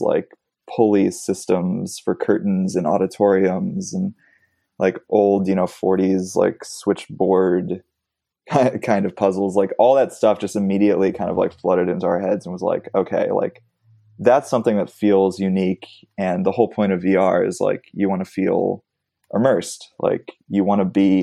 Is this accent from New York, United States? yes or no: no; Los Angeles, California, United States; I grew up in Los Angeles. So I grew up going to a lot of these like independent theaters